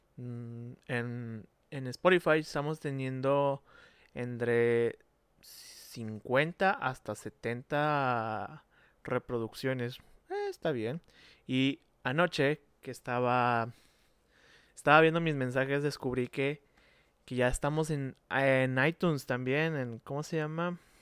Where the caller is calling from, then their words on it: Monterrey, Nuevo León, Mexico; saludos desde Monterrey, Nuevo León, México